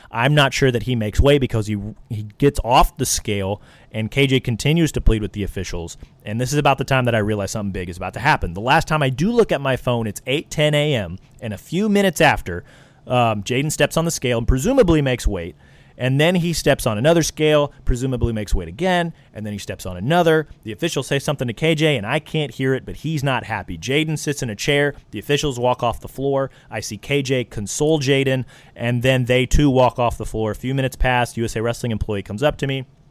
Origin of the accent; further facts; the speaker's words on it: Missouri, United States; I'm from Missouri